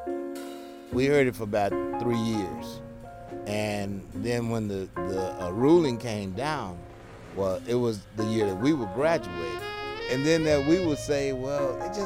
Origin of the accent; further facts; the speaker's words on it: Austin, Texas, United States; I grew up here in East Austin and attended the L.C. Anderson High